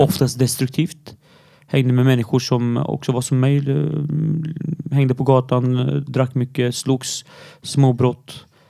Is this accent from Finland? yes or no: no; Syria; now in Sweden; jag är syrian och är född i Syrien